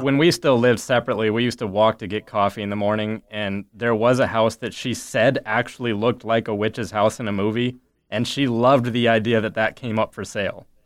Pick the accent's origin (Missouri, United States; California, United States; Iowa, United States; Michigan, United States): Iowa, United States; Ames; I grew up in Ames, uh, basically at Iowa State University